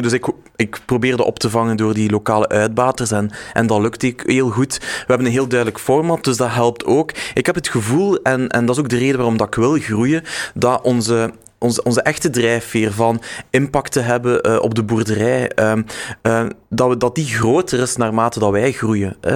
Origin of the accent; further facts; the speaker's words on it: West Flanders, Belgium; also born or lived in Ghent, Belgium; Ik ben West-Vlamingen, dus ik sta wel met mijn voeten eh, in, in, in, de, in de modder, denk ik.